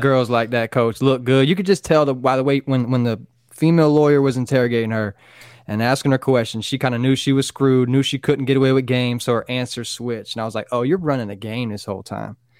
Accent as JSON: {"language": "English", "region": "Florida", "country": "United States", "said": "Florida guy through and through."}